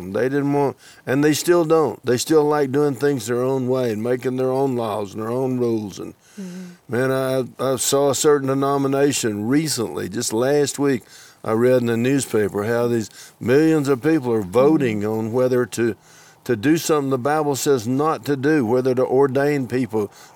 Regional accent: Georgia, United States; now in Texas, United States; I grew up in Georgia

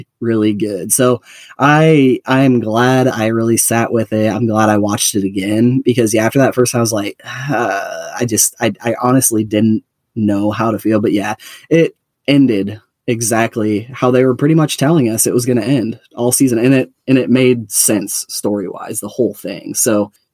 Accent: Iowa, United States; I'm from Iowa

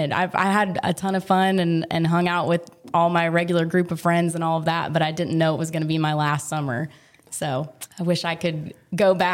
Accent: Frisco, Texas, United States; moved away as an adult; also born or lived in Fayetteville, Arkansas; now in Nashville, United States; I grew up in Frisco, Texas

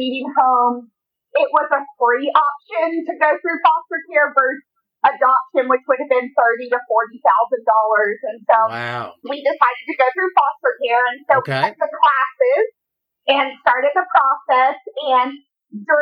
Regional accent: Knoxville, Tennessee, United States; moved away as an adult; also born or lived in Boston; I'm originally from Knoxville

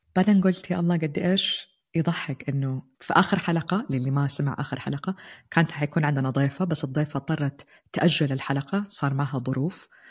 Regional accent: Jeddah, Makkah Province, Saudi Arabia; moved away as an adult; also born or lived in Turkey; now in Netherlands; أنا قررت أنتقل خارج مدينتي الحبيبة جدة وعشت في تركيا لفترة والآن نقلنا على هولندا

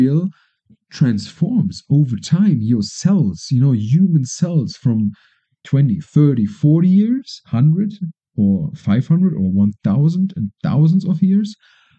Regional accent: Germany; now in Colombia; Germany, my home country, is far away.

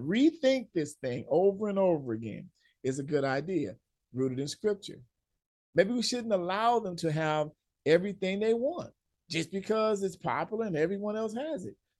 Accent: Los Angeles, California, United States; growing up in Southern California, L A, I played ball outside too much.

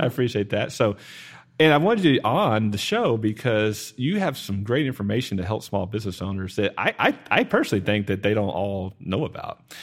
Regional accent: Garland, Texas, United States; I grew up in Garland

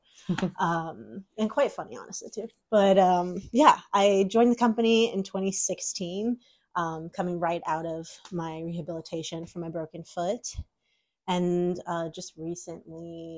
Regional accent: Tacoma, Washington, United States; also born or lived in Seattle, Washington; I'm originally from Tacoma, Washington, so about a 45-minute drive south from Seattle

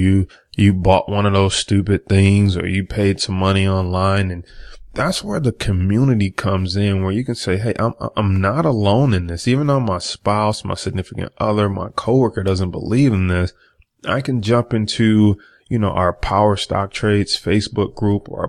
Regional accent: Detroit, Michigan, United States; I'm from Detroit and people just wasn't into the stock market

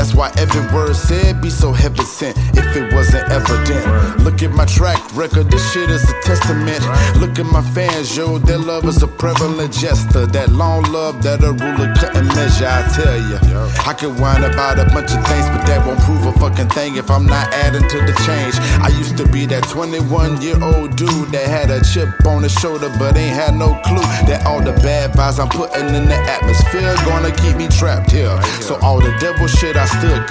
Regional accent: Jacksonville, Florida, United States; my hometown, Duval County, Jacksonville, Florida, Maine

